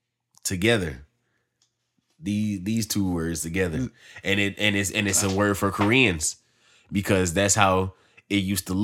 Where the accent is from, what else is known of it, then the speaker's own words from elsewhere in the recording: United States; Well, I say we because we're American.